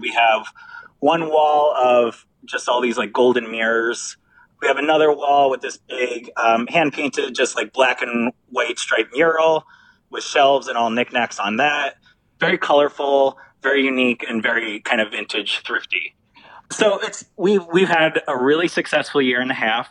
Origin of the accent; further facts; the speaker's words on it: Cleveland, Ohio, United States; I am from Cleveland, Ohio